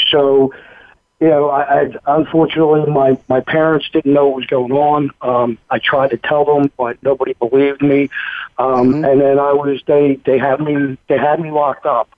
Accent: Philadelphia, Pennsylvania, United States; moved away as an adult; now in Knoxville, United States; I grew up in Philadelphia, Pennsylvania, very Irish Catholic neighborhood

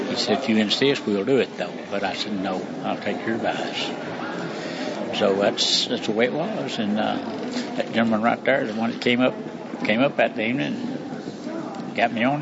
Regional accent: Alabama, United States; I was born and raised in Alabama

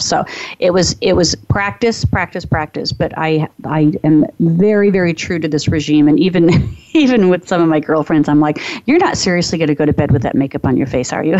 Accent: Phoenix, Arizona, United States; I grew up in Phoenix, Arizona, so it's hot, it's dry

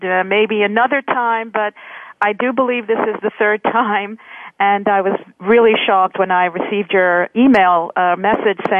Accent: New York City, New York, United States; I'm pretty much the only one who was born in this country

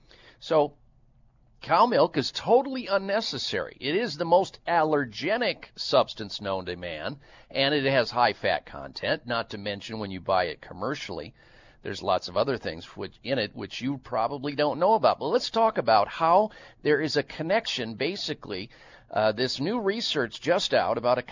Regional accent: Midwest, United States; you know how many jugs and gallons of cow milk I threw back growing up in the Midwest?

